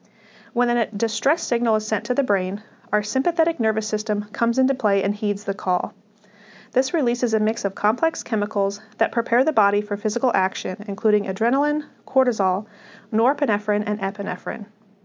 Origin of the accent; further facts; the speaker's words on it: Midwest, United States; born there; I was born in the Midwest and grew up in what I consider to be a very healthy family.